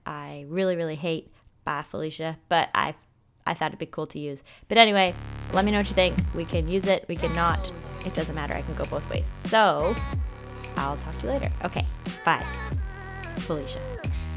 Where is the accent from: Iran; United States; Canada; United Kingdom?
Canada; Toronto, Ontario; I'm from Toronto, Canada